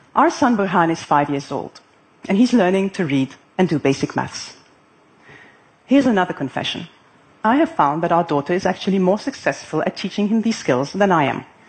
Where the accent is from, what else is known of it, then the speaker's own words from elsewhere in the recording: Lebanon; moved away as an adult; now in Abu Dhabi, United Arab Emirates; I had grown up in my hometown of Lebanon